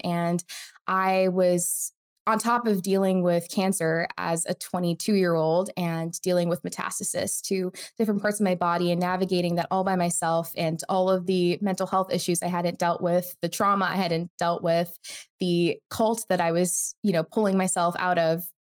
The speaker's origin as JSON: {"language": "English", "country": "United States", "tie": "born or raised there", "said": "I was born in the United States, but to an immigrant family from India"}